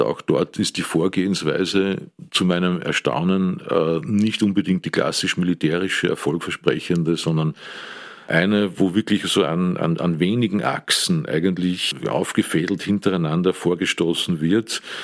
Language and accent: German; Amstetten, Lower Austria, Austria; also born or lived in Steyr, Upper Austria; Bin 1955 geboren am Land äh, im schönen Steyr, bin aufgewachsen dann im westlichen Niederösterreich, habe dort äh, normale Volksschule besucht, das Gymnasium in Amstetten